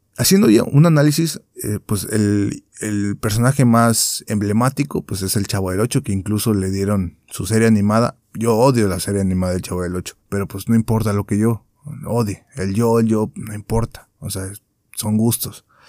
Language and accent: Spanish; Mexico; nosotros como mexicanos que somos